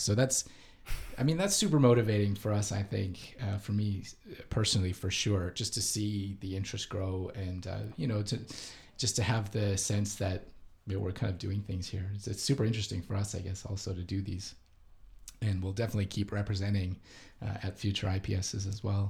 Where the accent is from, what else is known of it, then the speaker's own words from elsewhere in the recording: Canada; moved away as an adult; now in Japan; I am from Canada, but I've been in Japan for the last 12 years or so